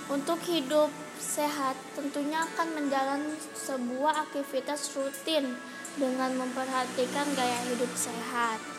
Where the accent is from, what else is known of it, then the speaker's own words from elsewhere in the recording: Tasikmalaya, West Java, Indonesia; Asal saya dari kota Tasikmalaya Umur saya 13 tahun